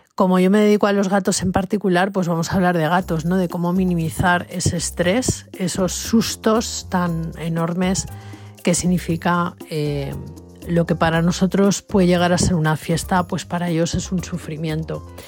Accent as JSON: {"language": "Spanish", "country": "Spain", "said": "aquí en España"}